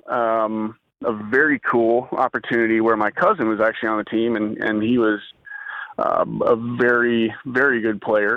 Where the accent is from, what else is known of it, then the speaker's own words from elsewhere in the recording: Knoxville, Tennessee, United States; now in Dallas, United States; I'm originally from Knoxville, Tennessee, and I currently reside in Dallas, Texas